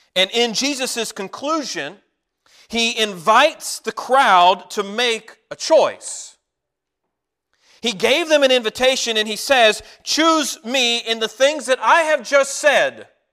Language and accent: English; Walkertown, North Carolina, United States; Whenever I was a teenager, my family moved to a little town called Walkertown, North Carolina.